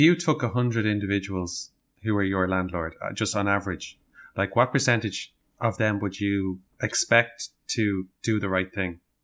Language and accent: English; Dublin, Leinster, Ireland; we're from Dublin, we want to stay in Dublin